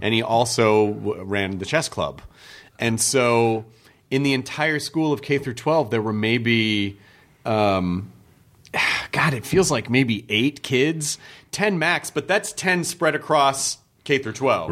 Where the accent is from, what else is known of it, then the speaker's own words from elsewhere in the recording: Memphis, Tennessee, United States; when I grew up in Memphis